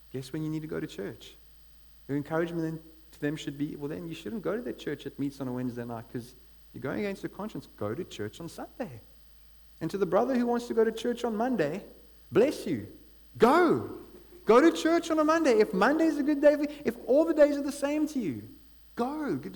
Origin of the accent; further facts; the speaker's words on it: East London, Eastern Cape, South Africa; now in Cape Town, South Africa; I come from East London